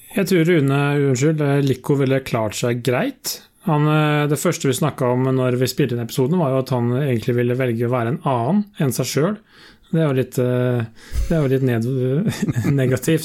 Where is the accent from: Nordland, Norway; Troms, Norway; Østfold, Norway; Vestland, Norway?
Østfold, Norway; Sarpsborg; jeg er fra Sarpsborg. Nå er jeg dog fra landsbygda i eh, Eller fra bygda i, i Sarpsborg. Født og oppvokst på et uh, småbruk.